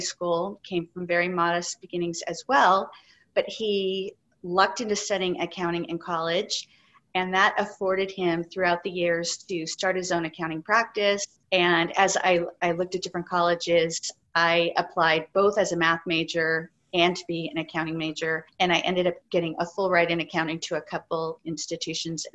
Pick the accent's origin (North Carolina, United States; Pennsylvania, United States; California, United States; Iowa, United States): California, United States; San Francisco; growing up in San Francisco